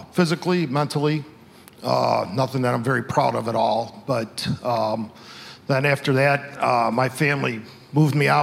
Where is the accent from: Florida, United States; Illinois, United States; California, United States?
Illinois, United States; Chicago; I grew up in Chicago, found Christ when I was 13